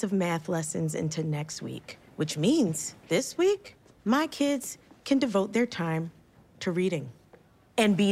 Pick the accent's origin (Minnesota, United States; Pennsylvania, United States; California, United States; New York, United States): Pennsylvania, United States; Philadelphia; I grew up in Philly.